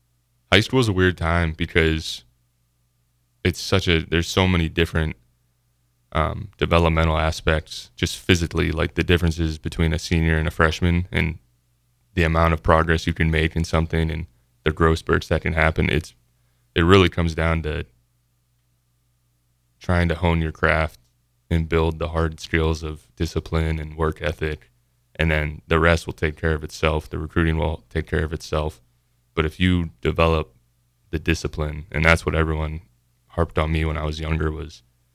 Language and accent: English; Columbus, Ohio, United States; From Ohio. Columbus, Ohio.